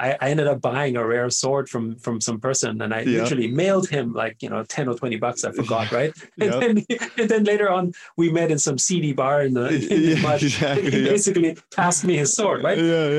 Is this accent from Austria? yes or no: yes; Vienna, Austria; first language German; English is a second language; moved away; I grew up in Vienna in Austria